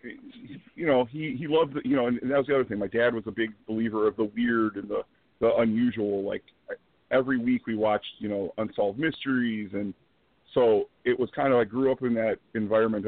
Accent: Dolton, Illinois, United States; I grew up in Dalton

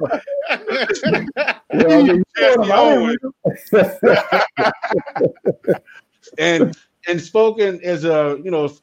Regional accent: New Orleans, Louisiana, United States; my hometown, New Orleans

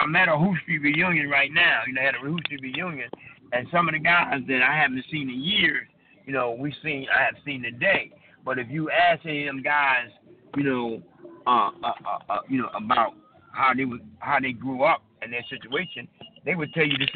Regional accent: United States; as young black men, you know, growing up in America

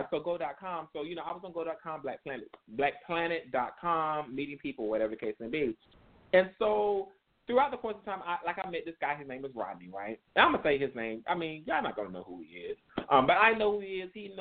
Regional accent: South Carolina, United States; growing up in South Carolina

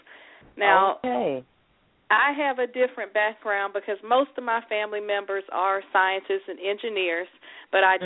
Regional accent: Houston, Texas, United States; moved away; also born or lived in Atlanta, Georgia; I'm originally from Houston, Texas

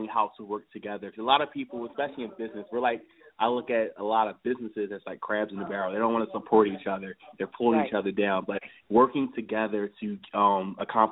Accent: Philadelphia, Pennsylvania, United States; I'm from Philadelphia, Pennsylvania

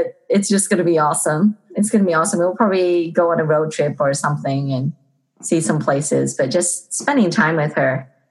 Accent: Liverpool, North West England, United Kingdom; moved away; I'm originally from England, if you didn't know. And I'm from Liverpool.

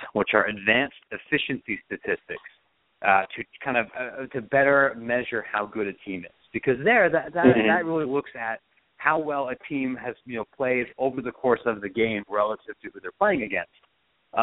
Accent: Columbus, Ohio, United States; I'm from Columbus. I'm an Ohio State guy.

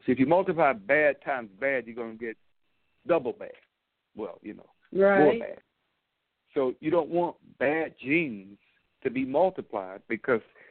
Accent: Dumas, Arkansas, United States; moved away; I grew up in Arkansas, a southern part of this United States, small but not insignificant. City of Dumas

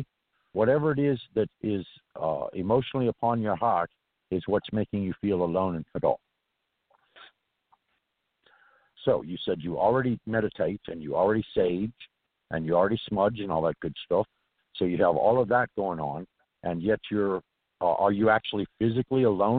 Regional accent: Santa Monica, California, United States; now in Valdosta, Georgia, United States; I'm from Santa Monica, so I'm a California native originally. But I've lived up and down the state

